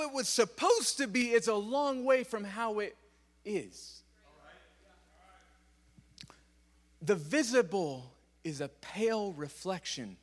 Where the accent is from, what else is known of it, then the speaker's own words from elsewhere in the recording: California, United States; I'm from California